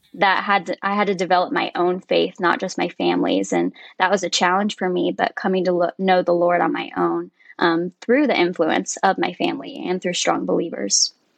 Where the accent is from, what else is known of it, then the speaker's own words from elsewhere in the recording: Woodstock, Georgia, United States; moved away as an adult; now in Roanoke, United States; I was actually born and raised in Woodstock, Georgia.